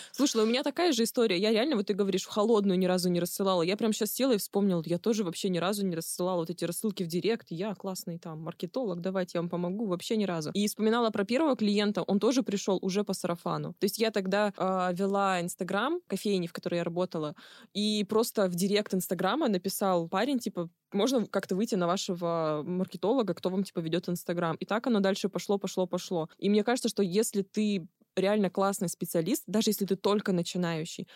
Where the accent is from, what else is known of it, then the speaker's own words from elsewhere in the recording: Barnaul, Altai Krai, Russia; Я из Барнаула